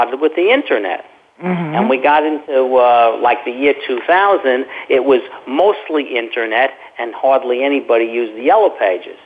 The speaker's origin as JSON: {"language": "English", "town": "New York City", "region": "New York", "country": "United States", "moved": "as an adult", "lives_now": "Florida, United States", "said": "I'm originally from Brooklyn, New York."}